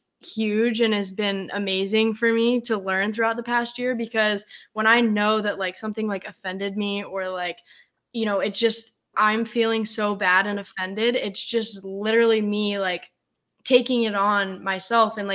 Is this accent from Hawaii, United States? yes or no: no; Colorado, United States; now in San Diego, United States; I'm from Colorado, where it's just like you kind of sugarcoat things